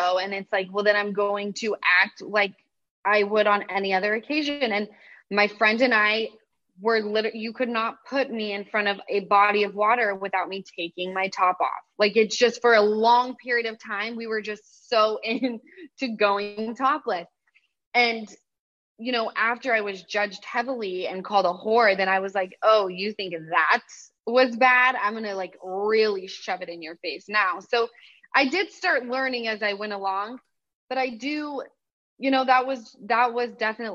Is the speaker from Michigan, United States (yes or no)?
no; Utah, United States; now in Los Angeles, United States; from Utah